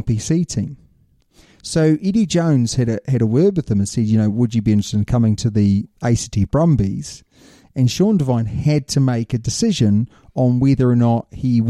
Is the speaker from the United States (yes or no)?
no; New Zealand; I'm a Kiwi